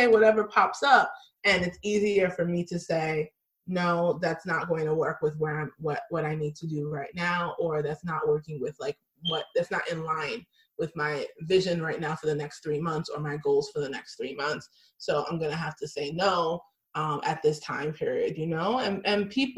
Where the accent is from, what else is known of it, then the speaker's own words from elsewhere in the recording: United States; I'm Nigerian American. I grew up here in America, but my family was born in Nigeria.